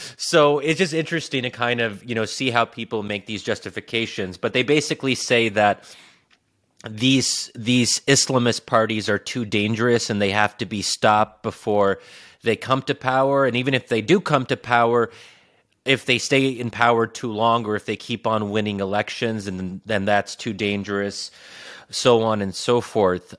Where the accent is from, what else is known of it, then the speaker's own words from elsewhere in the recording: United States; I'm American, that I was born and raised in this country